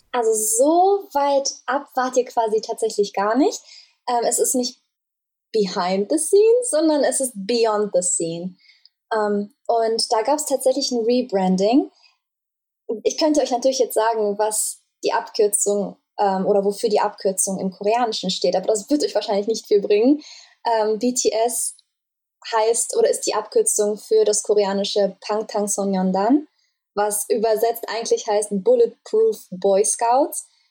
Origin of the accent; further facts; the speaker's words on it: Germany; ich komme aus Deutschland